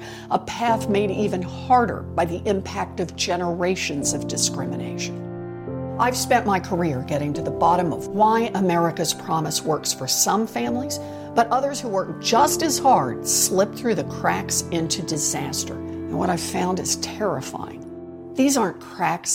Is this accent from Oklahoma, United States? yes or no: yes; Oklahoma, United States; Growing up in Oklahoma